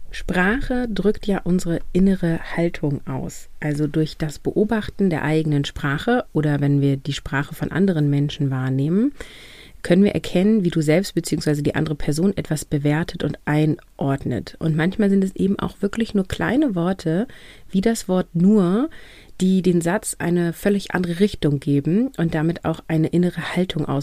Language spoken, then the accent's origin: German; Northern Germany, Germany; ich komme aus dem Norden, hier ist das, ist das ein kurzes Event in der Schule und dann ist das zu Ende.